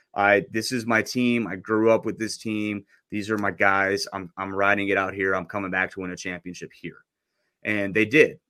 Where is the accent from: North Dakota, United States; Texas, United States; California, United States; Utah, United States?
North Dakota, United States; I grew up in North Dakota